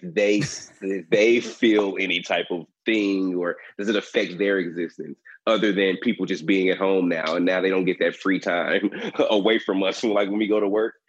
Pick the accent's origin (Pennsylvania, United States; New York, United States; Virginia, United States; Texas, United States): Texas, United States; Dallas; I'm from Dallas, Texas